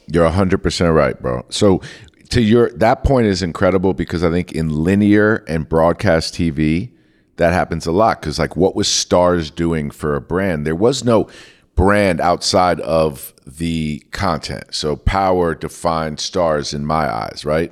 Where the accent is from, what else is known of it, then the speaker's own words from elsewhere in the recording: New York, United States; growing up in New York